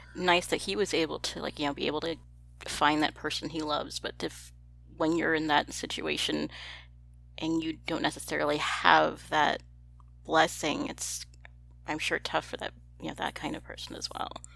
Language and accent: English; Texas, United States; I'm from Texas